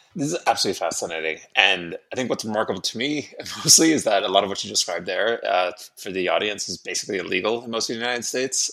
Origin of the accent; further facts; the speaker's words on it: Ireland; moved away; I'm from Ireland originally